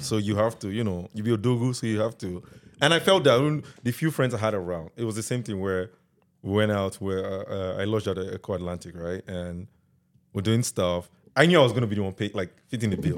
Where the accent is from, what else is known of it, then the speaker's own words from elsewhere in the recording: Delta, Nigeria; also born or lived in Lagos, Nigeria; now in Canada; I was born and raised in Delta